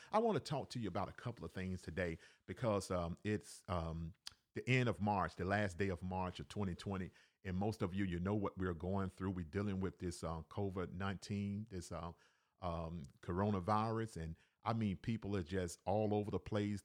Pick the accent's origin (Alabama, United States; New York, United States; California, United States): Alabama, United States; also born or lived in Cleveland, Ohio; now in Decatur, Georgia, United States; I was born in Cleveland, Ohio, raised in Alabama.